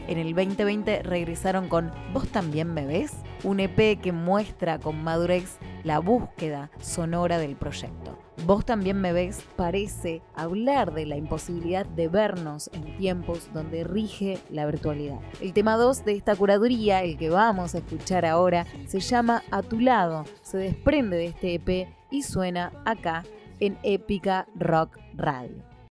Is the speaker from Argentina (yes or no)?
yes; Rosario, Santa Fe, Argentina; música de Rosario, porque como siempre les digo, mi ciudad natal es una parada obligada